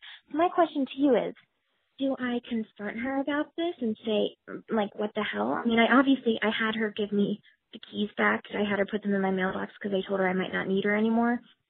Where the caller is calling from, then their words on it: New York City, New York, United States; I'm calling from Brooklyn, New York